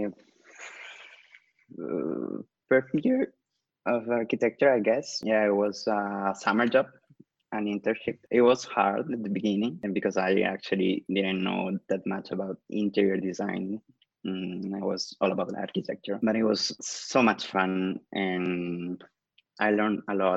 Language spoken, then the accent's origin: English; Callao, Peru; now in Lima, Peru; I'm from Lima, Peru. Actually, I was born in Callao, but I live in Lima now, and I'm studying here